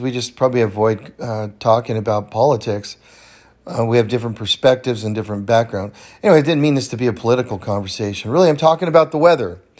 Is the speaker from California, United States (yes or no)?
yes; the Sierras, California, United States; now in Bend, United States; I grew up in the Sierras in California